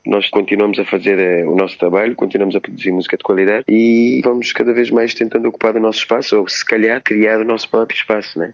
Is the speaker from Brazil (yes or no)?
no; Cape Verde; now in Lisbon, Portugal; como artista africano que sou, cabo-verdiano africano